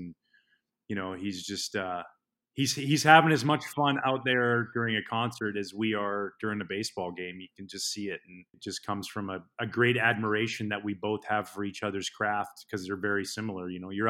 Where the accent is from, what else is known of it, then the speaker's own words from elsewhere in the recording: Pacific Northwest, United States; now in Chicago, United States; growing up in the Pacific Northwest